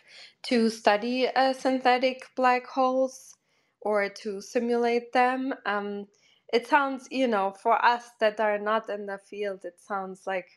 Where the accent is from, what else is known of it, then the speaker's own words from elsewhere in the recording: Portugal; I'm originally from Portugal